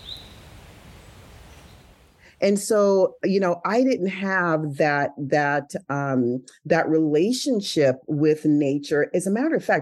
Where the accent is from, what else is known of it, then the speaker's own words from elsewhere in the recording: San Jose, California, United States; I grew up in California, in San Jose, Santa Clara